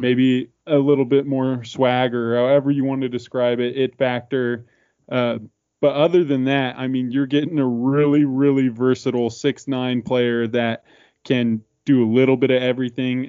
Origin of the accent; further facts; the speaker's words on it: Spokane, Washington, United States; we are pretty much diehard Gonzaga fans growing up in Spokane, Washington